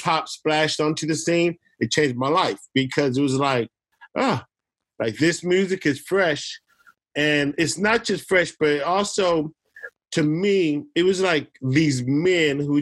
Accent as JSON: {"language": "English", "town": "Oakland", "region": "California", "country": "United States", "tie": "born or raised there", "accent": "East Coast", "said": "Three boys who grew up in the Bay Area, all through the Bay Area, like, the majority of our time, our earliest roots were in Oakland, East Oakland"}